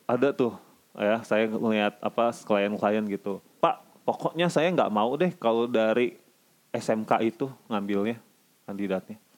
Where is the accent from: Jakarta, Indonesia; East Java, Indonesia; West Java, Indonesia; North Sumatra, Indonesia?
North Sumatra, Indonesia; Eh maaf saya orang Batak jadi saya berhak ngomong begitu.